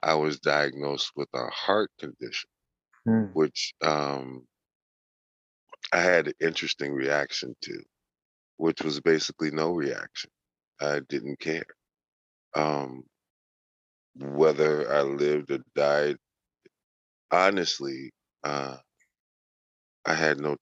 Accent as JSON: {"language": "English", "town": "Chicago", "region": "Illinois", "country": "United States", "tie": "born or raised there", "said": "born and raised in Chicago, Illinois."}